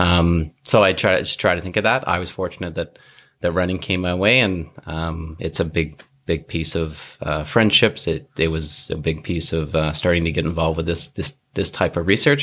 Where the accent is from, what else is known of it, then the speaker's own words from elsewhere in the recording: North Vancouver, British Columbia, Canada; I grew up in North Vancouver